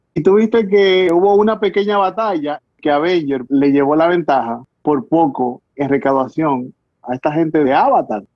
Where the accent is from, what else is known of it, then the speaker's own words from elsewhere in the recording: Dominican Republic; todos los dominicanos vamos a dar nuestra llora ahí